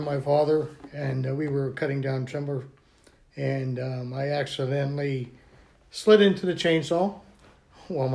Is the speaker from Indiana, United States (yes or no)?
no; Blacklick, Pennsylvania, United States; also born or lived in Blairsville, Pennsylvania; I'm from Blairsville. I'm brought up in Black Lake, Pennsylvania.